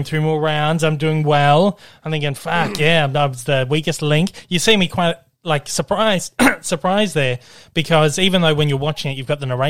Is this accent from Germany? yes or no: no; Australia; what we call them in Australia